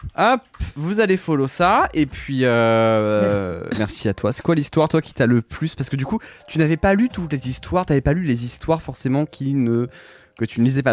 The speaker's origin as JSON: {"language": "French", "region": "Brittany", "country": "France", "said": "En tant que breton"}